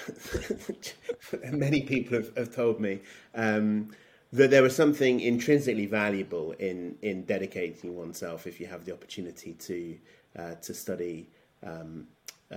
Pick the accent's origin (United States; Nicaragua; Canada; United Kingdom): United Kingdom; London; moved away as an adult; now in Belfast, United Kingdom; I was born in London, and I grew up in a Christian home.